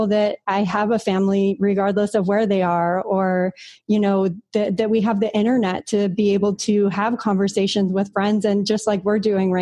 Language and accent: English; San Diego, California, United States; moved away as an adult; now in Puerto Rico; I grew up in San Diego, and my family's in San Diego